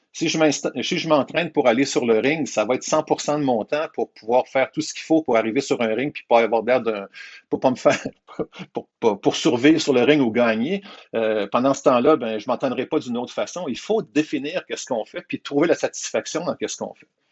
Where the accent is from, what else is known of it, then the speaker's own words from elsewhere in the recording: Quebec, Canada; Je suis un Québécois qui vit au Québec